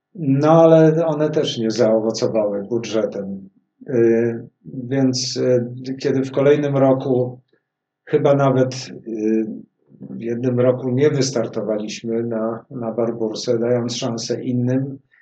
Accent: Warsaw, Masovian Voivodeship, Poland; jesteśmy warszawiakami, tu się urodziliśmy z Pawłem

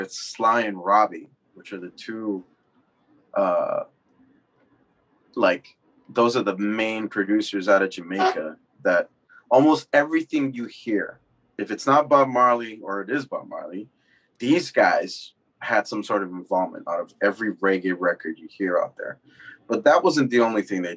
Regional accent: Mexico; moved away; also born or lived in Northeast Los Angeles; me growing up in Mexico

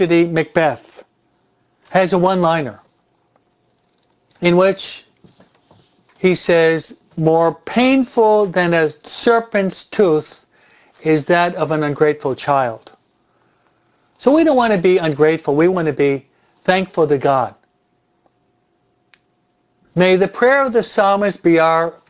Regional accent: United States; I was brought up and raised in the American society

